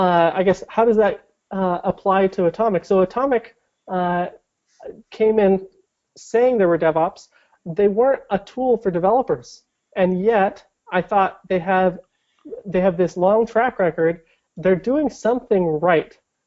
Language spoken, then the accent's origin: English; Portland, Oregon, United States; I grew up in around Portland.